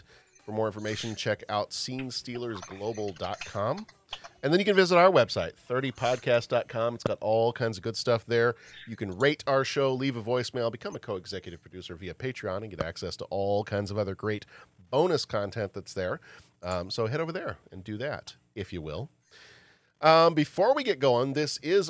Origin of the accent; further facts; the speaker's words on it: the South, United States; I'm from the South